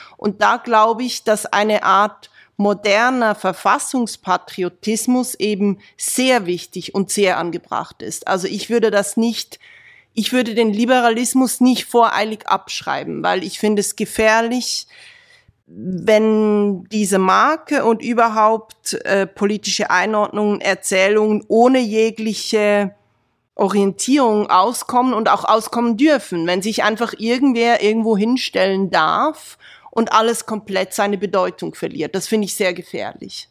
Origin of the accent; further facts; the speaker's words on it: Aargau, Switzerland; komme ich aus dem Aargau, aus dem ländlichen Aargau. Ich kenne die Menschen dort